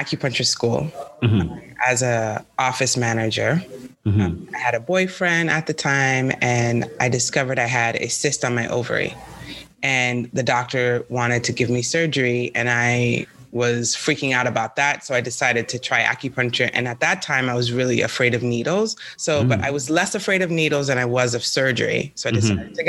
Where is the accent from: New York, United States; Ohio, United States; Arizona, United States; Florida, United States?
New York, United States; New York City; moved away as an adult; also born or lived in San Francisco; now in California, United States; I'm from New York City